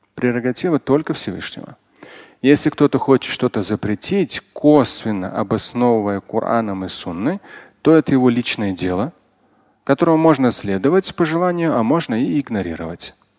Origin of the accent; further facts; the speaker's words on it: Moscow, Russia; родился, и вырос в Москве